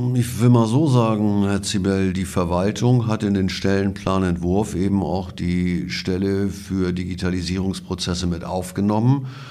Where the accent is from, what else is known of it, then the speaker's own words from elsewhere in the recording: Schleswig-Holstein, Germany; bei uns in Schleswig-Holstein